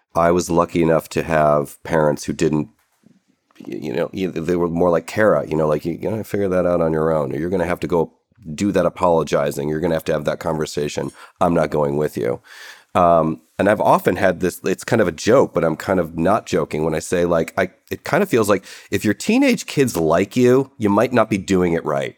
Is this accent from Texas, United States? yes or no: no; Cleveland, Ohio, United States; I grew up in Cleveland